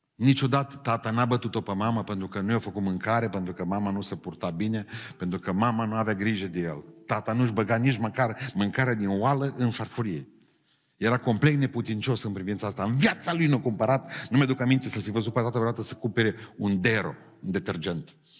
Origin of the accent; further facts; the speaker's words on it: a village near Beiuș, Bihor County, Romania; la noi în sat și toate satele alea din, de lângă Beiuș